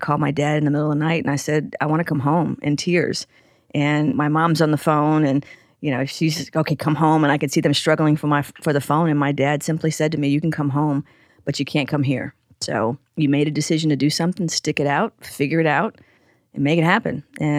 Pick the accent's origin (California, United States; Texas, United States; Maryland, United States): California, United States; Carson; One, I grew up in Carson, so about 20 minutes south of downtown, the South Bay. And, you know, I really grew up in a bubble for the most part.